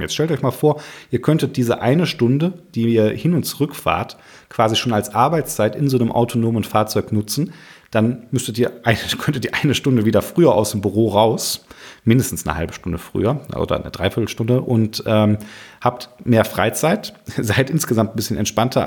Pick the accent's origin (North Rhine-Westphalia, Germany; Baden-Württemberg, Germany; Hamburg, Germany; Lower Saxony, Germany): North Rhine-Westphalia, Germany; Cologne area; ich komme hier aus dem Rheinland, Kölner Raum